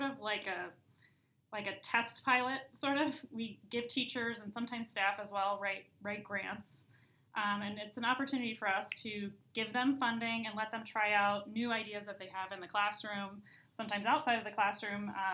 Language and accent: English; Beavercreek, Ohio, United States; moved away as an adult; also born or lived in Indiana; now in Elmhurst, United States; I'm from Beaver Creek, Ohio. But moved to Elmhurst after going to Purdue University, Ohio State University